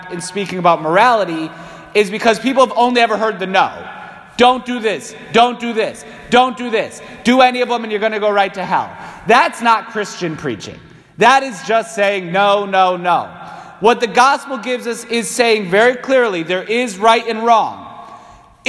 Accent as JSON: {"language": "English", "town": "Waterbury", "region": "Connecticut", "country": "United States", "tie": "born or raised there", "said": "being born and raised in New England"}